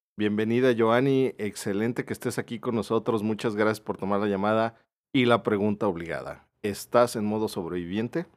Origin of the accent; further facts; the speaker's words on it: Mexico; ser buenos como mexicanos